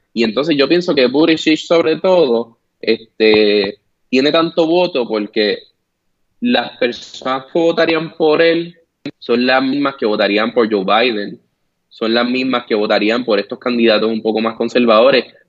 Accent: Puerto Rico; now in United States

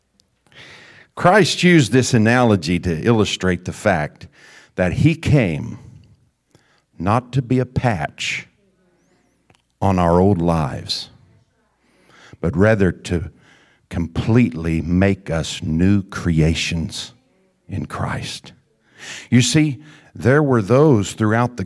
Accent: the Ozarks, United States; When I was a young boy growing up in the Ozarks, I had my fair share of holy jeans and patches, like every other rambunctious creek wading, tree climbing country boy.

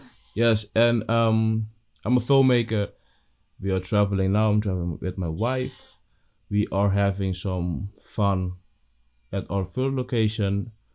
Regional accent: Curaçao; moved away; Okay, I will introduce myself. … I'm from Curaçao. I'm 29. This year will be 30.

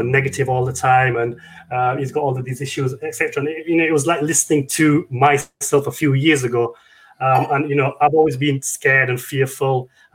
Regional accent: United Kingdom; I'm from the UK.

